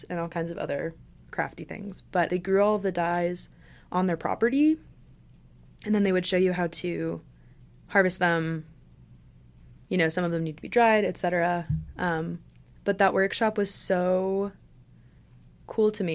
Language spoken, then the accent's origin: English; Johnson City, Tennessee, United States; I was born and raised in Johnson City. I never moved away